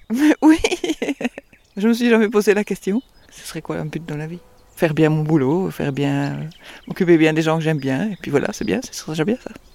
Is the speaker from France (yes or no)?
no; Belgium; accent: Belgian; je suis belge